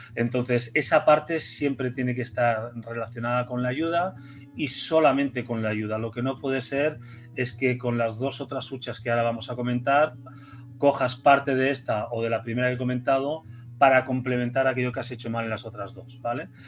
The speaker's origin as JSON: {"language": "Spanish", "country": "Spain"}